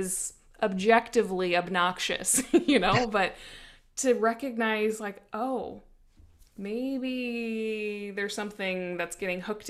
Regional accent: Midwest, United States; I grew up in the Midwest

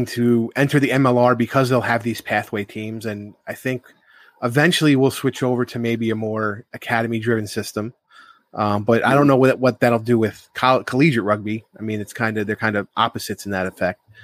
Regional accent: New York, United States; I'm from Nourishville, New York

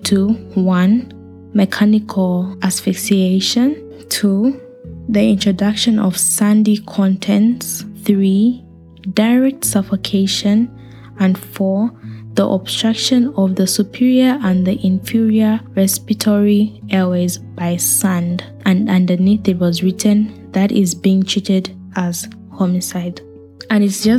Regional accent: Zambia; I grew up in Africa. I'm from Zambia

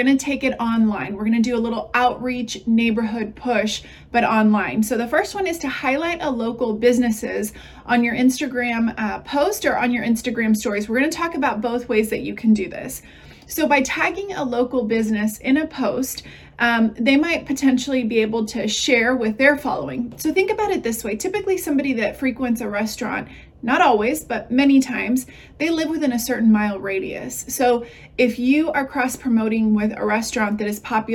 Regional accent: Texas, United States; I'm from Texas

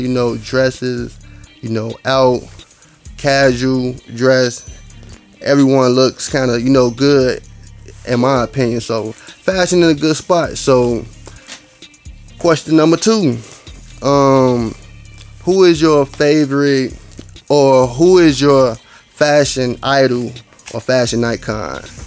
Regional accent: Chicago, Illinois, United States; I'm from Chicago.

